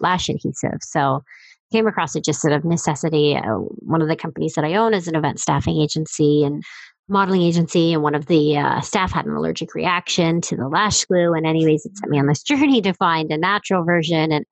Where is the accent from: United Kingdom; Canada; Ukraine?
Canada; Stratford, Ontario; my hometown, Stratford.